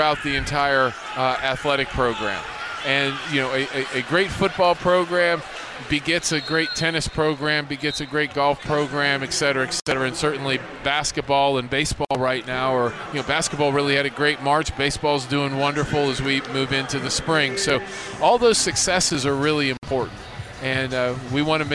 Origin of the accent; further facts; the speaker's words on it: Pittsburgh, Pennsylvania, United States; now in Miami, United States; I'm a guy from Pittsburgh